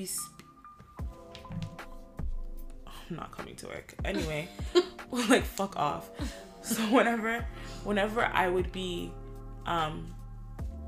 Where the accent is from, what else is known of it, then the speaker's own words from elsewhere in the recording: Ajax, Ontario, Canada; accent: Toronto accent; I'm from Ajax